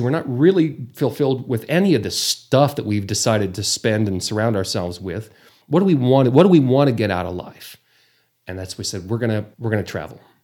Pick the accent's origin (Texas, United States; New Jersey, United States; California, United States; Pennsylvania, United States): Texas, United States; Borger; also born or lived in Amarillo; born and raised, graduated from Borger High School